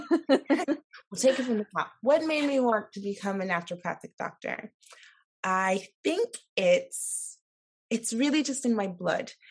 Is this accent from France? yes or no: no; Nigeria; moved away; I'm from Nigeria